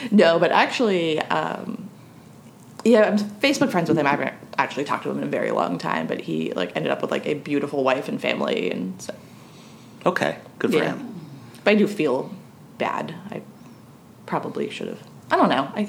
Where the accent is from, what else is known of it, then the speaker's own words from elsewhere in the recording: Lithuania; I'm from Lithuania and I consider myself a huge fan of your podcast.